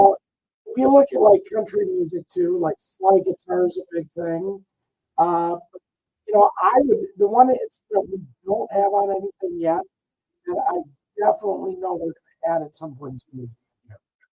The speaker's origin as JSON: {"language": "English", "town": "Cincinnati", "region": "Ohio", "country": "United States", "tie": "born or raised there", "also_born_or_lived": "California / Michigan", "moved": "yes", "said": "I grew up around Cincinnati, and that's more of where I call home. I'm originally from Ohio. But, you know, that part of Ohio is definitely different, and it definitely has that influence from Kentucky, and my relatives live there."}